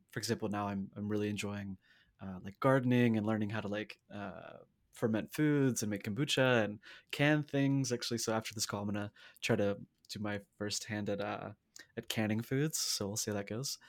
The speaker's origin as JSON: {"language": "English", "region": "the South", "country": "United States", "said": "I'm also from the South"}